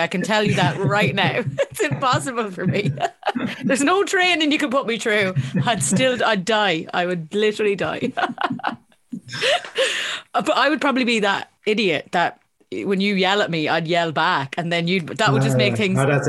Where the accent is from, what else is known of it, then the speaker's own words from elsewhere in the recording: Ireland; We can't dance as Irish people